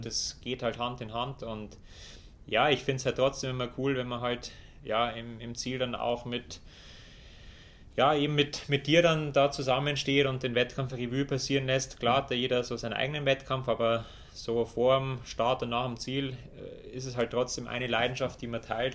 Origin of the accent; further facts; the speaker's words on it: Germany; bei uns in Deutschland